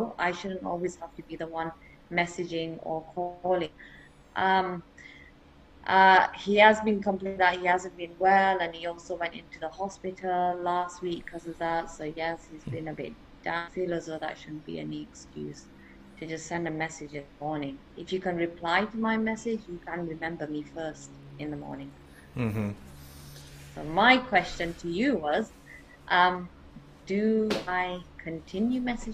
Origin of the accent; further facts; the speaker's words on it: England, United Kingdom; now in Germany; I'm originally from England.